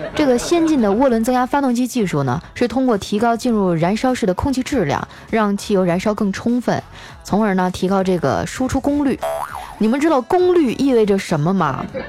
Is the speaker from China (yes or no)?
yes; northern China, China; moved away as an adult; 我是北方人，就我们冬天并不是天天洗澡了